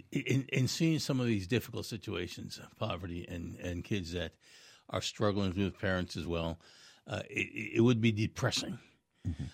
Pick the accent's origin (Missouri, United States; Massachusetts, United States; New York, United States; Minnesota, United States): New York, United States; New York City; moved away; I grew up in New York City